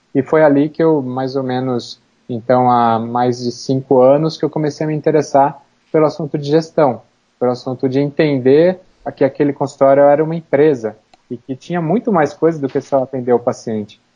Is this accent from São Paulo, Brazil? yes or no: yes; Campinas, São Paulo, Brazil; now in São Paulo, Brazil; Campinas, que é a minha cidade natal